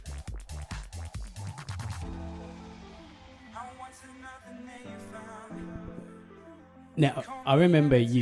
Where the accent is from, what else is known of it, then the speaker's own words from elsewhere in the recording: Australia; we're from Australia